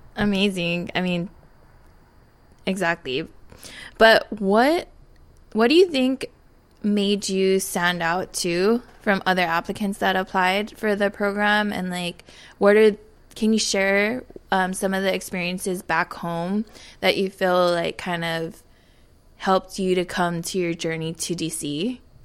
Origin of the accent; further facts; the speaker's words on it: Papalea, Oahu, Hawaii, United States; moved away as an adult; now in Washington, D.C., United States; I come from Papalea, Oahu, uh, now residing in Washington, D C.